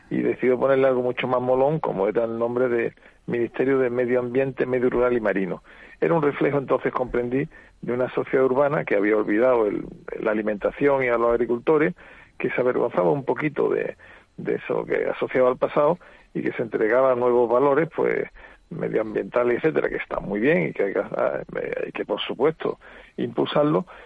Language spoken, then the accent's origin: Spanish; Seville, Andalusia, Spain; now in Córdoba, Spain; soy, sevillano, vivo en Córdoba.